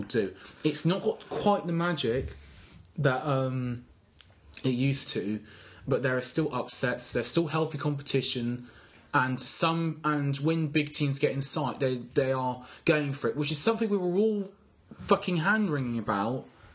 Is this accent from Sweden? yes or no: no; London, United Kingdom; moved away; I was born in London